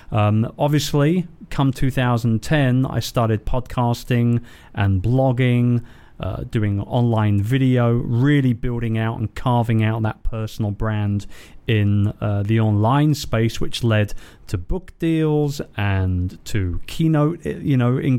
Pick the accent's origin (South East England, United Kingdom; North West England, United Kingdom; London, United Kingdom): London, United Kingdom; So I'm a Londoner, born and raised.